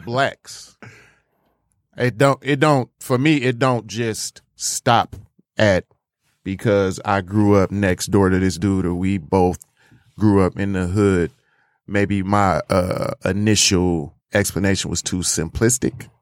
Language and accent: English; United States; me growing up in America, being a young black man